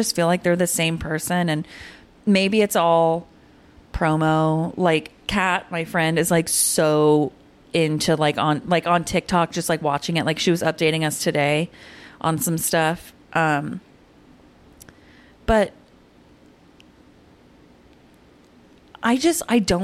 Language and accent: English; Cedar Hill, Texas, United States; I remember growing up in Cedar Hill, there was a Minyards that we would go grocery shopping